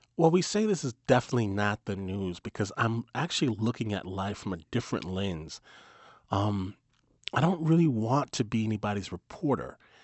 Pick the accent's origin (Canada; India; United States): United States; Detroit, Michigan; I'm from Michigan. Uh, grew, I grew up in Detroit